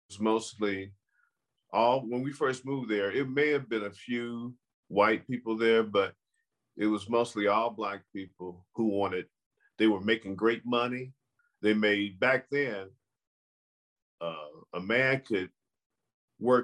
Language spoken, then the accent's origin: English; Chicago, Illinois, United States; now in Las Vegas, United States; I grew up in a neighborhood called Chatham